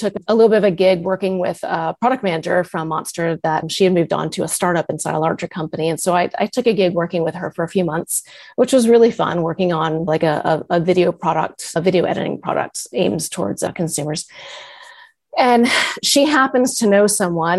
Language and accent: English; Massachusetts, United States; moved away as an adult; also born or lived in California; I had moved to Massachusetts because I wanted to go back home. I'm from Massachusetts.